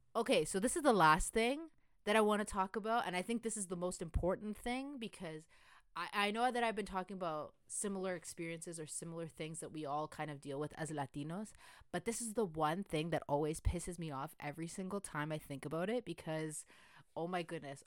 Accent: Mexico; I'm from Mexico

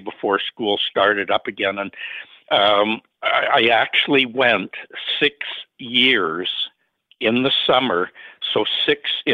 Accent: Toronto, Ontario, Canada; I was born in Toronto. So, Southern Ontario, down on the Great Lakes

